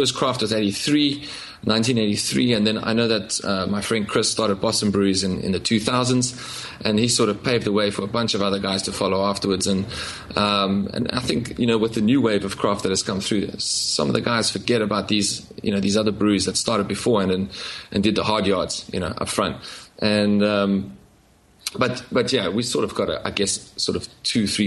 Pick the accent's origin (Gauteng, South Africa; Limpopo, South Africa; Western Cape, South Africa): Western Cape, South Africa; Cape Town; moved away as an adult; also born or lived in London; I used to live in London before I moved back to my hometown of Cape Town.